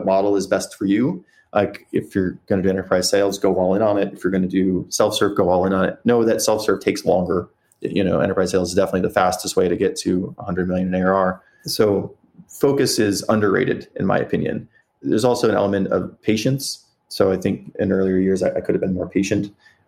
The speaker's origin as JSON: {"language": "English", "region": "South Dakota", "country": "United States", "tie": "born or raised there", "moved": "yes", "lives_now": "San Francisco, United States", "said": "I grew up in South Dakota"}